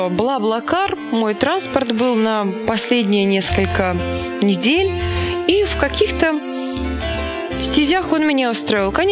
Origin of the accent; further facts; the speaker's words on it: Kaluga, Kaluga Oblast, Russia; в котором я встретила друзей из Калуги, из родной Кирилл тебе Калуги.